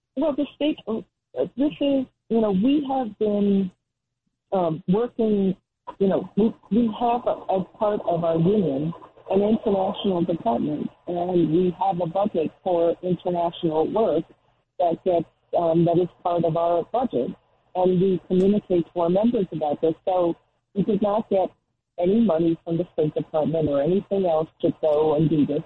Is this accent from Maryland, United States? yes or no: no; Rockland County, New York, United States; also born or lived in Brooklyn, New York; I grew up in Rockland County, New York, so I grew up about 30 miles, 20, 30 miles up from New York City